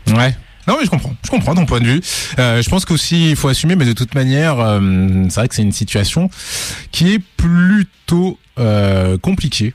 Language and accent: French; Lyon, Auvergne-Rhône-Alpes, France; on est lyonnais.